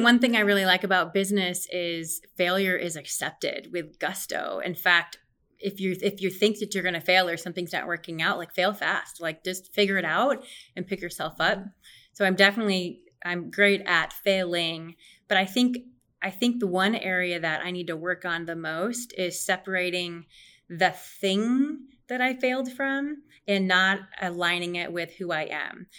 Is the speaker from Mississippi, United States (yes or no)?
no; Omaha, Nebraska, United States; also born or lived in Lincoln; I was born and raised in Omaha